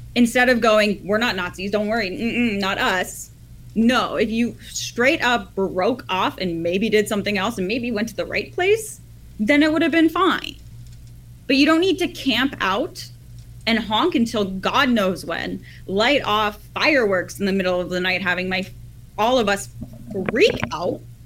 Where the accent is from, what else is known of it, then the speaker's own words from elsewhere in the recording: Ottawa, Ontario, Canada; I'm from Ottawa